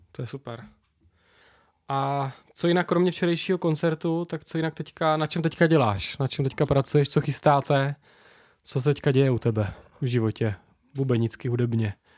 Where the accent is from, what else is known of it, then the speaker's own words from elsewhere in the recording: Moravia, Czechia; Jsme dva z Moravy